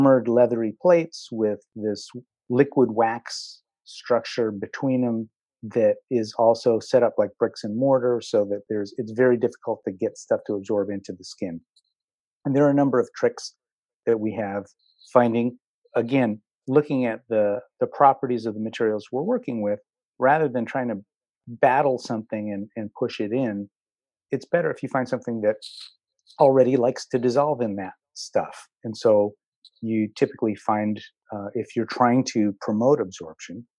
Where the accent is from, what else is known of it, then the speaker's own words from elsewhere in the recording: Philadelphia, Pennsylvania, United States; I grew up in Philly